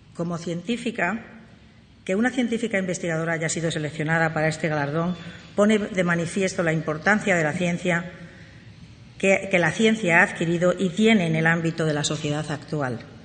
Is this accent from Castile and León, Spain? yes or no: yes; Béjar, Castile and León, Spain; moved away as an adult; now in United States; yo soy española